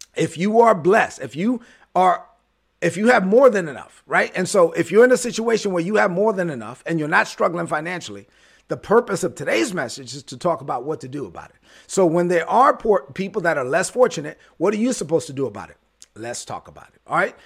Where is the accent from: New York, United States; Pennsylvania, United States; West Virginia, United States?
New York, United States; New York City; I was born in Brooklyn